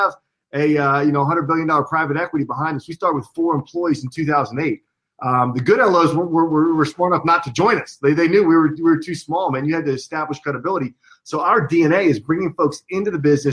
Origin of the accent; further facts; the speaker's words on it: Northeast, United States; I'm from the Northeast. That is a gender neutral term where I'm from